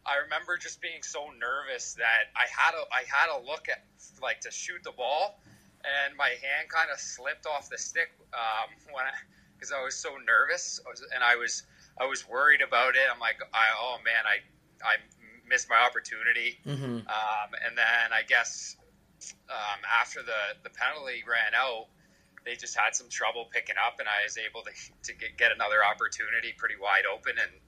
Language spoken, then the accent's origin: English; Oakville, Ontario, Canada; I grew up playing in Oakville